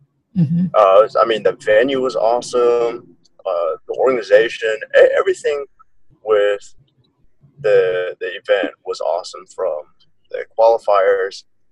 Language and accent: English; South Korea; I grew up mostly in Korea. My dad was in the Army. Mm-hmm. So he was stationed here in Korea, which is where you met my mom. Mm. I graduated from Osan American High School, which is in Korea. So everything I did was in Korea.